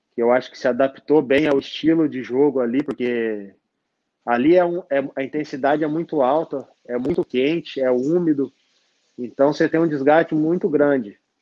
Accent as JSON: {"language": "Portuguese", "area": "Mogi Mirim", "region": "São Paulo", "country": "Brazil", "said": "eu sou de Mogi"}